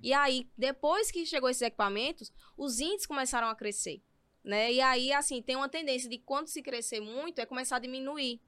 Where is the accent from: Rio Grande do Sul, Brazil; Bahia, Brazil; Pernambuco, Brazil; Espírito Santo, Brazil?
Pernambuco, Brazil; Toritama; a questão da cultura, da juventude e da economia lá da minha cidade